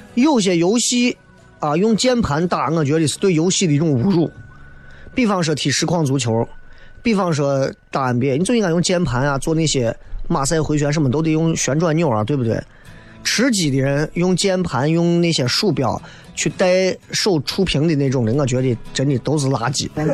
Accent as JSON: {"language": "Chinese", "town": "Xi'an", "region": "Shaanxi", "country": "China", "accent": "Xi'an dialect", "said": "西安人嘛"}